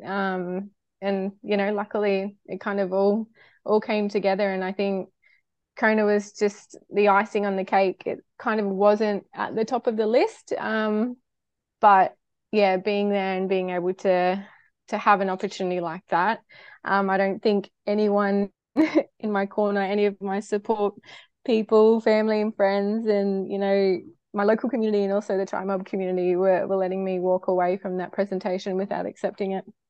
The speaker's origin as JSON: {"language": "English", "town": "Cairns", "region": "Queensland", "country": "Australia", "said": "I'm, I'm from Cairns, far north Queensland girl."}